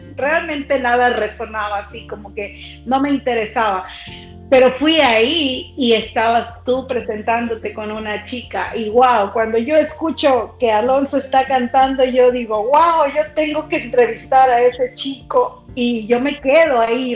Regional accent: Mexico; soy mexicana

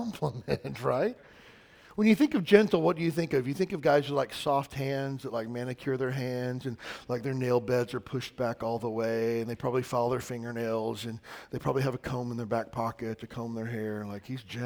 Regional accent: the South, United States; I grew up in the South

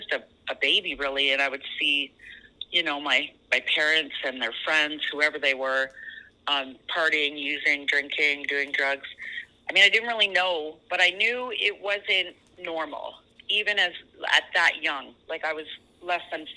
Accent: Toronto, Ontario, Canada; also born or lived in Alberta; we moved back to basically Scarborough, where I grew up just outside of Toronto.

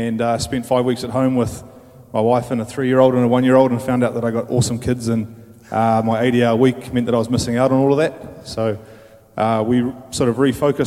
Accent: Palmerston North, Manawatū-Whanganui, New Zealand; also born or lived in Italy; I'm from Palmerston North

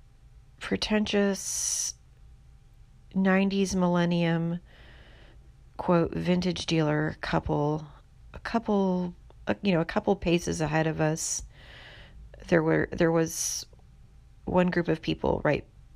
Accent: Houston, Texas, United States; now in San Francisco, United States; Harris County is the county that I'm from in Houston

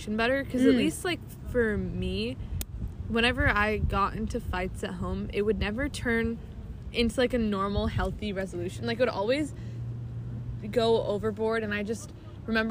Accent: Alaska, United States; we are Alaskan

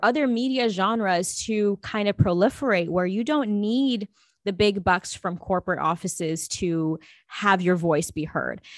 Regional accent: Los Angeles, California, United States; also born or lived in New Delhi, India; I was born in New Delhi and I immigrated in Los Angeles when I was about two and a half, three years old

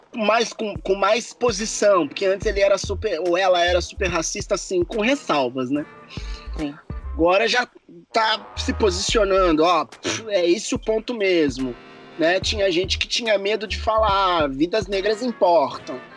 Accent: Juiz de Fora, Minas Gerais, Brazil; now in Germany; lá da minha, da Juiz de Fora, lá da minha cidade

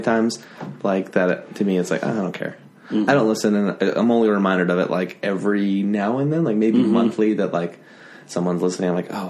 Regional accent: Utah, United States; I grew up in Utah.

